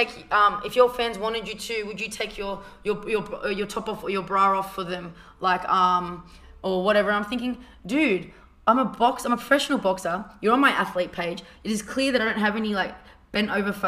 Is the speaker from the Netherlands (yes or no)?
no; Australia; being Australian and having my looks in America